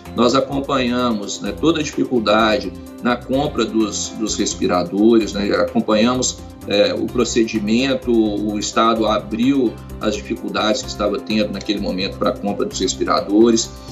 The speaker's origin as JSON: {"language": "Portuguese", "town": "Belo Horizonte", "region": "Minas Gerais", "country": "Brazil", "tie": "born or raised there", "also_born_or_lived": "Goiânia / Cipotânia", "said": "toda a minha família é, é mineira"}